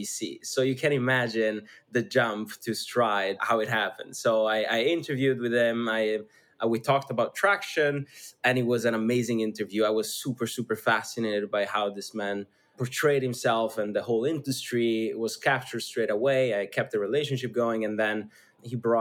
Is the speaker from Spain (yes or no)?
no; schooled in Switzerland, northern Italy, Italy; English is a second language; moved away; I come from a really small town north of Italy, actually on the verge of Switzerland. So I grew up essentially in Switzerland, going to school in Switzerland